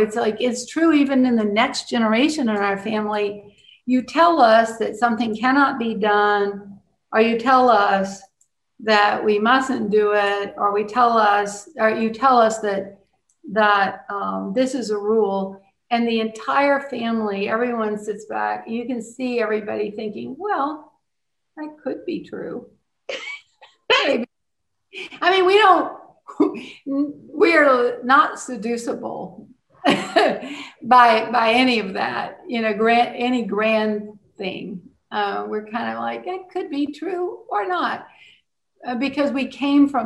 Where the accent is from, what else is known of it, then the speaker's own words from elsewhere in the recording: Cajun, Louisiana, United States; as a Cajun person